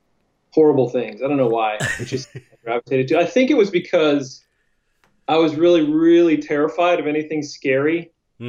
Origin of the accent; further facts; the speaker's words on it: Akron, Ohio, United States; moved away as an adult; also born or lived in San Diego / Los Angeles; now in Lakewood, United States; yeah, I'm from Akron, and we almost moved there, but my wife really liked Lakewood